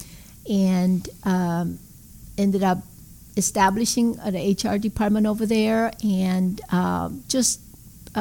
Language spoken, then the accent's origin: English; South Korea; English is a second language; now in United States; Growing up in Korea, you know, going to school. We went to school 6 days a week